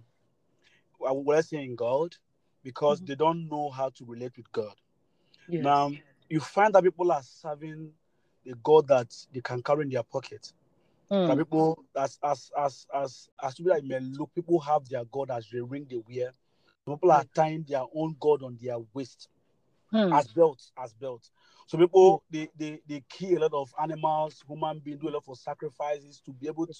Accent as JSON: {"language": "English", "country": "Nigeria", "also_born_or_lived": "Abuja", "said": "I'm a Nigerian. I'm based in Nigeria, precisely in Abuja, the capital city of Nigeria"}